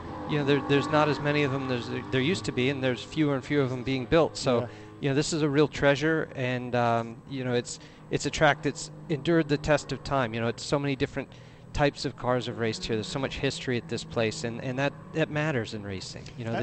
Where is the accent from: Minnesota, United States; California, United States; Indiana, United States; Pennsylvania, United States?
California, United States; Southern; I grew up in Southern California